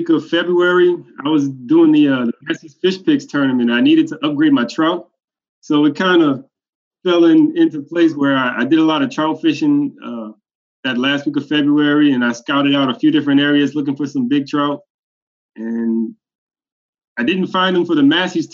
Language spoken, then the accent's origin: English; New Orleans, Louisiana, United States; I'm from New Orleans, Louisiana